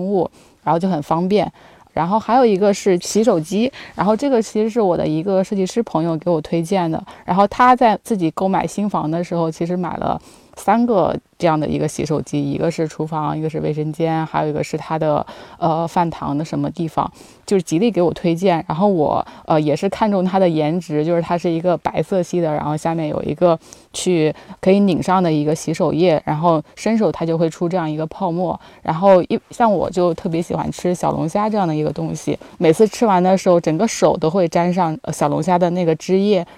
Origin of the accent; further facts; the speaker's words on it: near the Yangtze River, Yangtze River area, China; now in Beijing, China; 我的老家是在长江附近，其实那边是非常的湿润的，但是到北京之后就非常的不适应